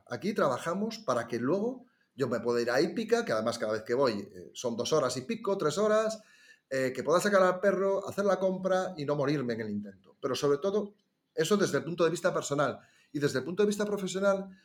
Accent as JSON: {"language": "Spanish", "town": "Ourense", "region": "Galicia", "country": "Spain", "tie": "born or raised there", "also_born_or_lived": "Las Palmas de Gran Canaria", "moved": "as an adult", "said": "Como somos de Urense"}